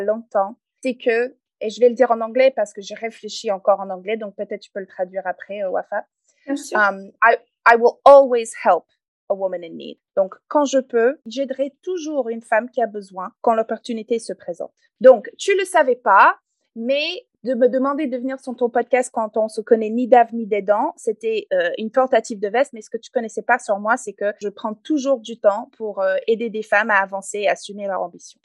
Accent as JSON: {"language": "French", "country": "Canada", "tie": "born or raised there", "accent": "English Canadian", "first_language": "English", "second_language": "French", "moved": "yes", "lives_now": "France", "said": "comme vous pouvez peut-être entendre dans mon accent, je ne suis pas française d'origine. Je suis canadienne anglophone"}